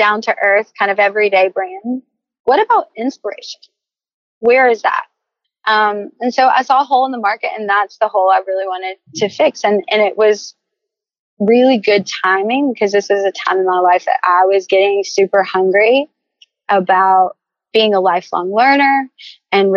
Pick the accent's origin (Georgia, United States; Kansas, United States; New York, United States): Georgia, United States; Savannah; I'm from Savannah